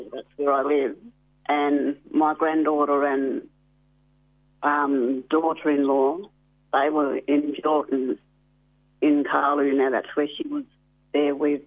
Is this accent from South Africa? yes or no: no; Carnarvon, Western Australia, Australia; I'm originally from Carnarvon, but my family's around the Midwest